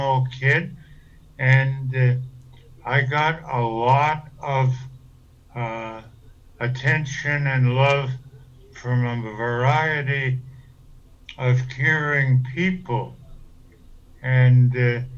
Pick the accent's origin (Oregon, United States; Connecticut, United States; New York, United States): Connecticut, United States; Hartford; also born or lived in New Britain, Connecticut; I was born in Hartford, Connecticut in March 20th, 1926